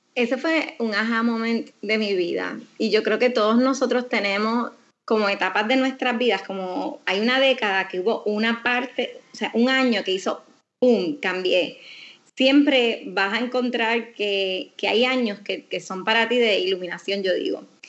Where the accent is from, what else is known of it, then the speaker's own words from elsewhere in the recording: Aguadilla, Puerto Rico; yo me crié en Aguadilla